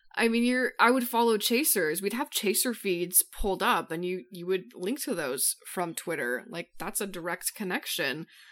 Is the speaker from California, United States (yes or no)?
no; Colorado, United States; I grew up in Colorado